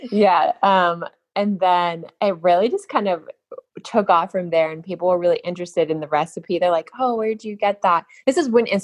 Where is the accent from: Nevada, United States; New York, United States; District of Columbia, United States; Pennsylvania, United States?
Nevada, United States; Boulder City; Nevada, actually. All small, right. Yeah, Boulder City, Nevada. Which, if you know where the Hoover Dam is, it's it's kind of that city that sits right there on the Hoover Dam.